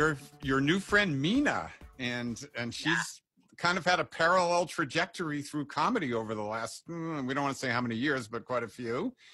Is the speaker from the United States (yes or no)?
yes; Massachusetts, United States; moved away; I came from Massachusetts.